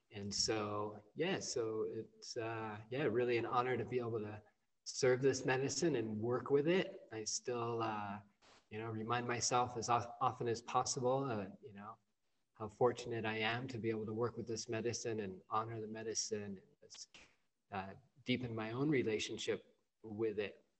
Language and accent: English; California, United States; moved away; growing up, at least here in the West, you know, I'm from California originally.